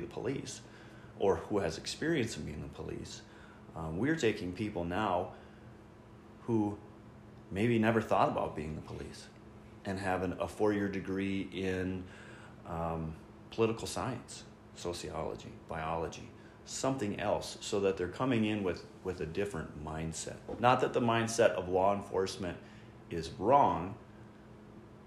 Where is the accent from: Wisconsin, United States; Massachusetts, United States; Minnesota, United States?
Minnesota, United States; Belle Plaine; I'm a local person. I grew up in Belle Plaine.